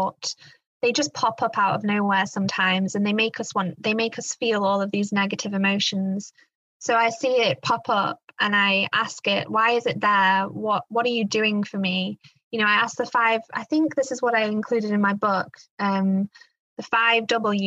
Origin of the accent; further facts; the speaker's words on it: England, United Kingdom; now in Black Forest, Germany; I was brought up in England, but my grandparents lived in the Black Forest, where I now live